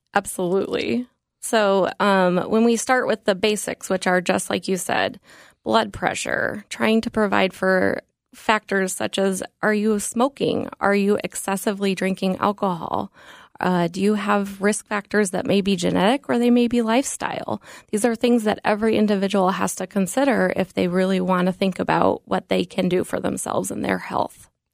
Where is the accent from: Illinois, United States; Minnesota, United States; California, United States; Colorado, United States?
Colorado, United States; Denver; moved away; I grew up in Denver, Colorado